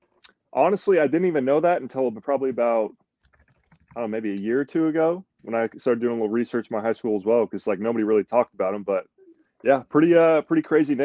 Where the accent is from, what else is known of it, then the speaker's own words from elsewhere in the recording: Texas, United States; born there; I was born in Texas. I mean, I only lived there for a few years